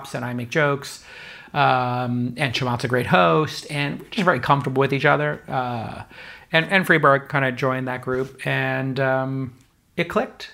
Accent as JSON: {"language": "English", "town": "New York City", "region": "New York", "country": "United States", "tie": "born or raised there", "moved": "yes", "lives_now": "San Francisco, United States", "said": "growing up in New York"}